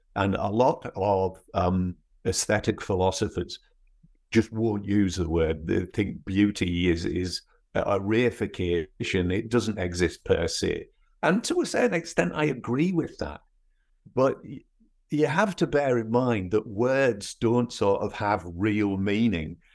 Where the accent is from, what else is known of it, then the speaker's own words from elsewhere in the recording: North East England, United Kingdom; accent: northeast English with bits of Scottish; moved away as an adult; also born or lived in Scotland / Edinburgh; now in United States; I was actually born in Scotland, um, but my parents moved to the northeast of England when I was four, and then I went back to university in Edinburgh when I was eighteen. So my accent is, is actually more northeast English, but with certain bits of Scottish thrown into it